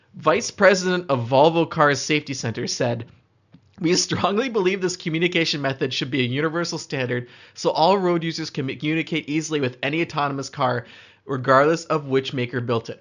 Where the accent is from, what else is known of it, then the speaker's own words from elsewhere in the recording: Canada; as a Canadian, I like to feel like I've experienced cold before.